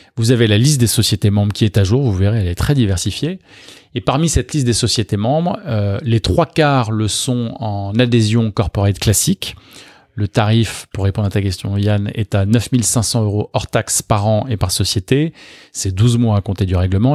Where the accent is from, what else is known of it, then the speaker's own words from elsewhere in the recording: Neuilly-sur-Seine, Île-de-France, France; je suis né à Neuilly-sur-Seine il y a quelques années déjà